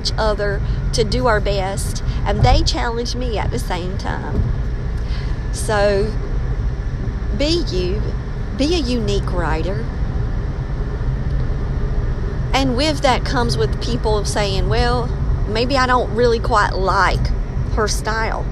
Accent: Maxton, North Carolina, United States; I'm from Maxton

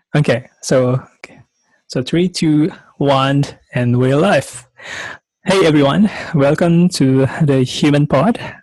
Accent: Indonesia; I'm from Indonesia

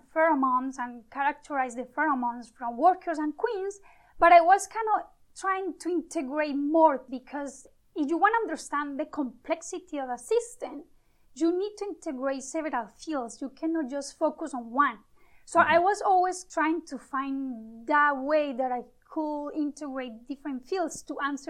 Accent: Medellín, Antioquia, Colombia; moved away as an adult; also born or lived in Panama; now in Montreal, Canada; I was born in Colombia, Medellin, and I moved to Panama for 2 years.

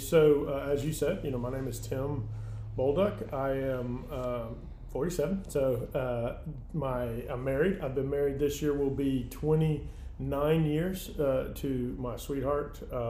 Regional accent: Hanscom, Massachusetts, United States; born there; Originally born just outside of Hanscom Air Force Base in Hanscom, Massachusetts. My dad was in the military.

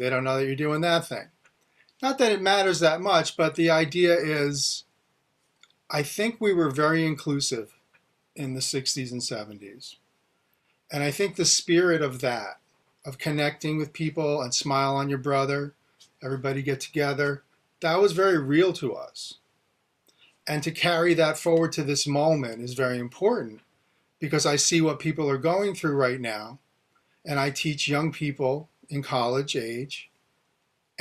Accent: outside of New York, United States; as a kid growing up outside of New York

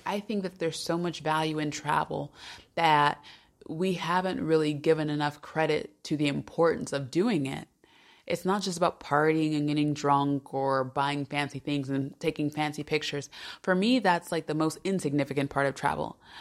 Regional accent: United States; moved away as an adult; also born or lived in Salamanca, Spain; now in Switzerland; As an American

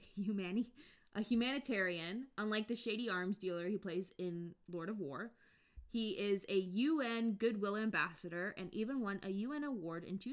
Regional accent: United States; I'm the American one

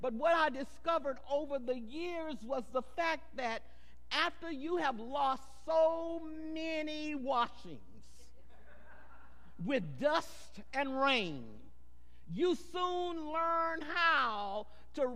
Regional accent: Goliad, Texas, United States; also born or lived in San Antonio, Texas; I was born in San Antonio, but we moved to Goliad at an early age

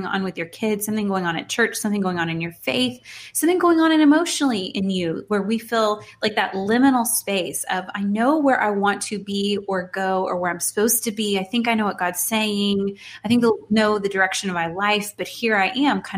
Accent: Houston, Texas, United States; moved away as an adult; now in Dallas, United States; I'm from Houston, so I'm a very proud Houstonian, born and raised

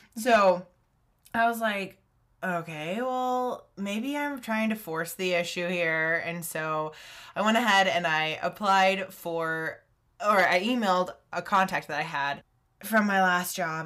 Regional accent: Texas, United States; moved away as an adult; also born or lived in Uganda; staying in Texas, um, doing Young Life

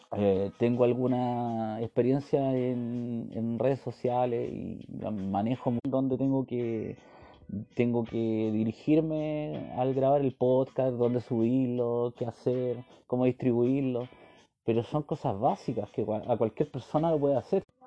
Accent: Chile; soy simplemente un chileno más

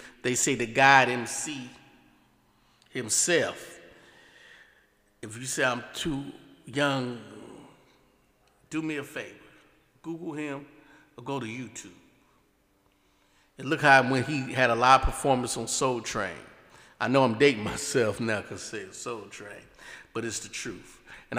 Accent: the Bay Area, California, United States; I'm from the Bay

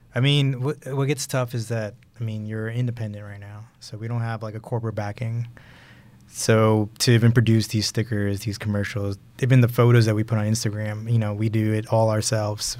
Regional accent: New York, United States; moved away; also born or lived in Houston; I grew up in Brooklyn, New York, and I was born in Houston, but I grew up in Brooklyn, New York

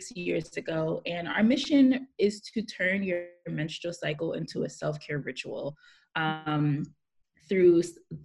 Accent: New York City, New York, United States; I'm living in Brooklyn, New York, born and raised here

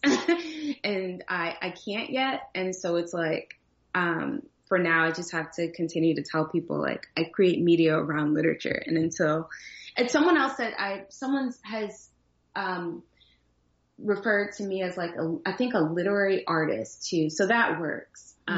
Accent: New Jersey, United States; moved away; also born or lived in Virginia; growing up in Jersey, I got made fun of a lot and, and in Virginia as well

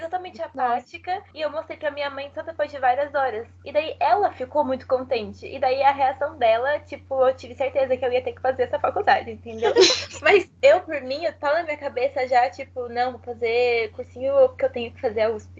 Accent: Mogi das Cruzes, São Paulo, Brazil; porque eu não sou de São Paulo, tá, pessoal? Eu sou de Mogi das Cruzes

